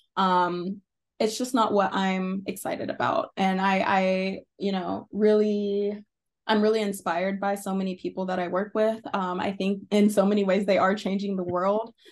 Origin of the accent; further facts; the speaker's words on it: Arkansas, United States; moved away as an adult; so I am from Arkansas. Um, I wasn't born there, but it's one of those things where you grow up mostly there or you're a teenager there.